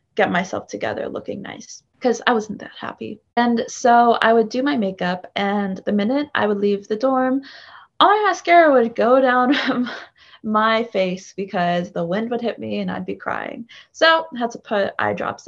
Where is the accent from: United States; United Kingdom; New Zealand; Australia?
United States; East Coast; moved away as an adult; also born or lived in Chicago; I'm from the East Coast. A lot of my family lives in New York.